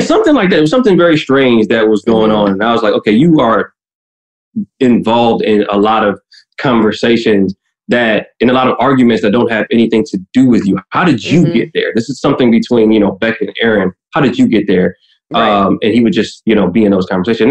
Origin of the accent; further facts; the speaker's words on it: Midwest, United States; I'm from the Midwest too